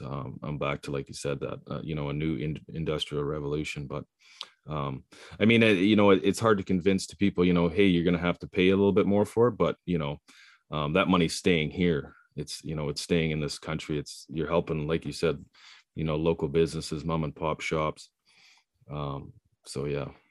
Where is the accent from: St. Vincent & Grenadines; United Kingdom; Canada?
Canada; Prince Rupert, British Columbia; also born or lived in Cologne; I was born in Cologne. I, uh, I live here now, but I, I grew up on the coast, Prince Rupert